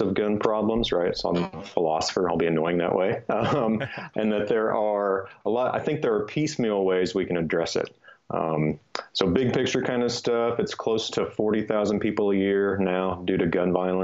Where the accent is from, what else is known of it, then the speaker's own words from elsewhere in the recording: Kansas, United States; moved away as an adult; also born or lived in Los Angeles, California / Boulder, Colorado; And I grew up in Kansas, so I'm sort of used to that. But then I moved because of school to LA and then Boulder, Colorado